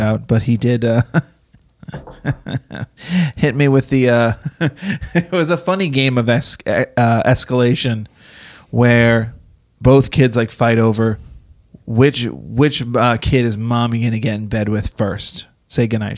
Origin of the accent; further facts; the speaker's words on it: East Coast, United States; moved away; I grew up on the East Coast, so we had snow.